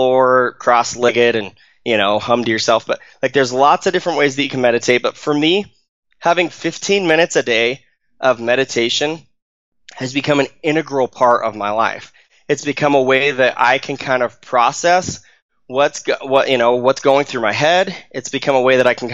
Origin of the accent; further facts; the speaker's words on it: Arizona, United States; now in Utah, United States; I grew up in Arizona. I live in Utah now